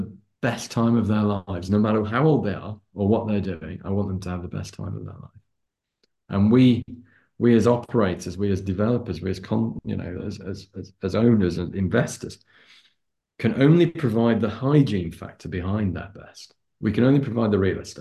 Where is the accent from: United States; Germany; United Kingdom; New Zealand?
United Kingdom; Lancashire, on the border with Yorkshire, North West England; I'm a northerner. I was born and brought up in just on the border between Lancashire and Yorkshire. I was on the Lancashire side